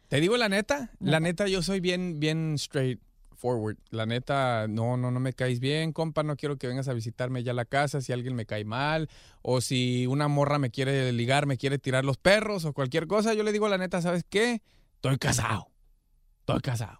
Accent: Guadalajara, Jalisco, Mexico; now in Los Angeles, United States; soy tu compa … de Long Beach, Playa Larga, Guanatos, Colonia Lagos de Oriente, allá al lado de la Oviachi

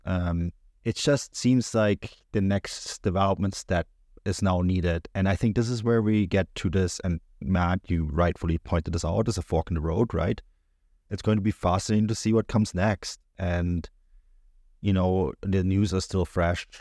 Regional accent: Germany; growing up in Germany

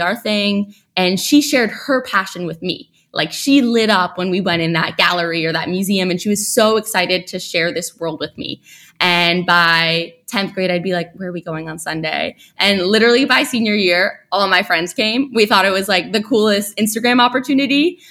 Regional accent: New York City, New York, United States; also born or lived in Stanford; I grew up in New York City

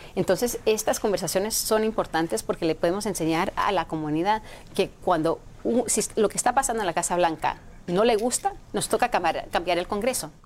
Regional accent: California, United States; Yo crecí en California debajo de Pete Wilson.

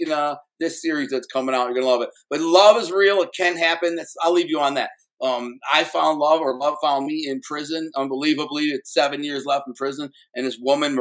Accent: Detroit, Michigan, United States; I'm from Detroit

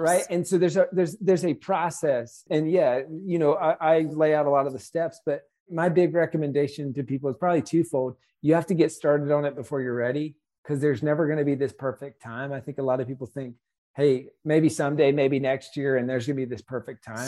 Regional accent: South Carolina, United States; we're from South Carolina

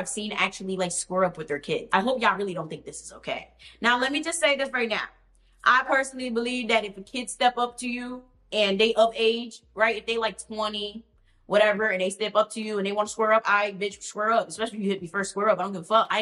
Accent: United States; I'm from America

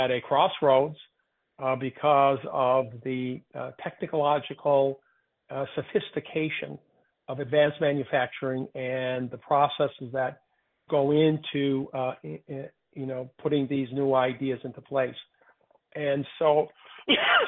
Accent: Michigan, United States; I was born and raised in Michigan.

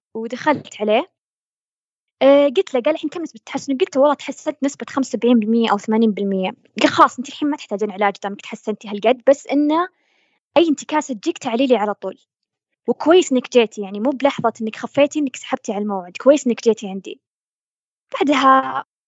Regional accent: Saudi Arabia; عندنا بالسعودية

